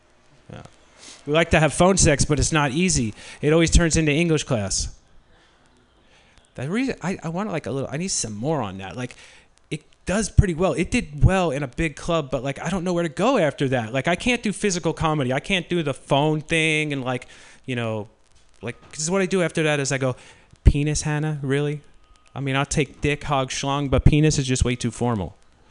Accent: New York, United States; moved away; I'm from New York.

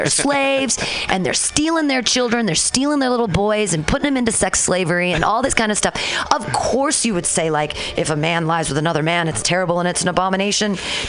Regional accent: Danville, California, United States; When I was little, I grew up in Danville

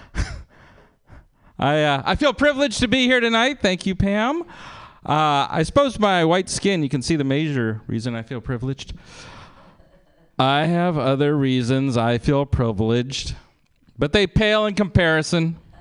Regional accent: Berkeley, California, United States; I was born in Berkeley

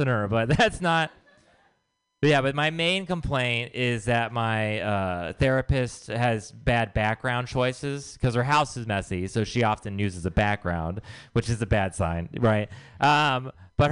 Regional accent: Texas, United States; now in San Francisco, United States; I am from Texas

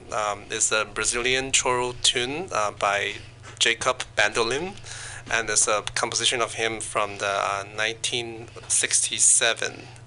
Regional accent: China; moved away; I was born in China

